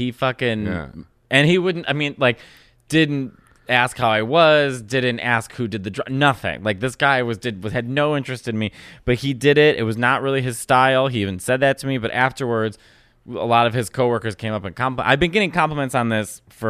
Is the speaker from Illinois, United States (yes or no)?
yes; Chicago, Illinois, United States; born or raised there